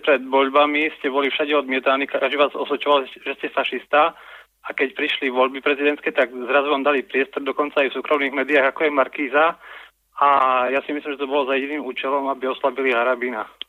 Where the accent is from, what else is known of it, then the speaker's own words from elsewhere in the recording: High Tatras, Prešov Region, Slovakia; môj otec bol Čech, Statočný človek, horal, a ja som z Vysokých Tatier a ja som jeho syn